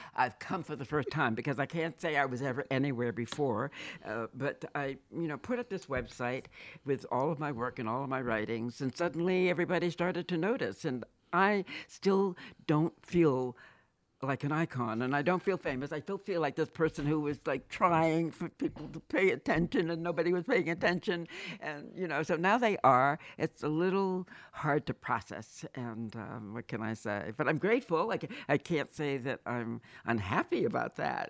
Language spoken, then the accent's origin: English; Boston, Massachusetts, United States; I was born and raised in Boston.